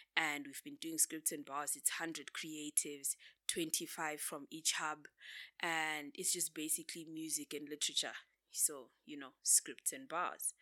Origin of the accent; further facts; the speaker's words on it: Bulawayo, Zimbabwe; moved away as an adult; now in Harare, Zimbabwe; I grew up in Bulawayo. and then I moved to Harare